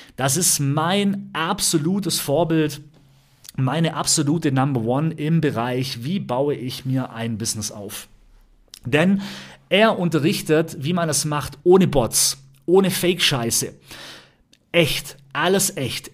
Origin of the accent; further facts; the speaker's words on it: Ravensburg, Baden-Württemberg, Germany; also born or lived in Berlin; ich komme aus Ramsburg vom Bodensee, habe hier einen riesen Freundeskreis